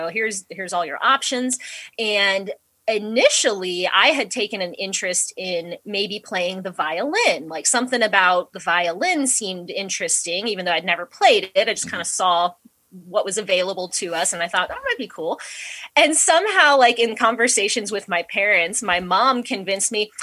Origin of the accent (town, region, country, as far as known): Dover, Ohio, United States; born or raised there; also born or lived in New Philadelphia, Ohio